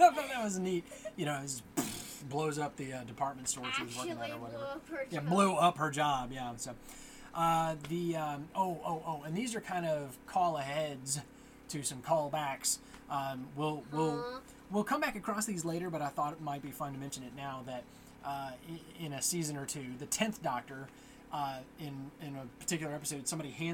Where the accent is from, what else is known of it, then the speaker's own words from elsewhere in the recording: United States; I'm American